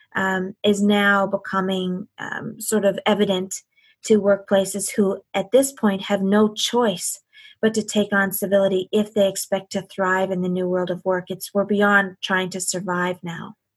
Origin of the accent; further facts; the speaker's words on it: Canada; as a Canadian